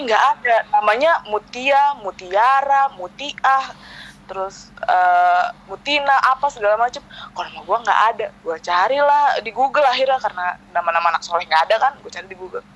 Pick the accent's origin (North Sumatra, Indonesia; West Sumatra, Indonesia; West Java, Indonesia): West Java, Indonesia; Bekasi; born or raised there; also born or lived in Tanjung Priok, Jakarta (school) / Bima (father's origin)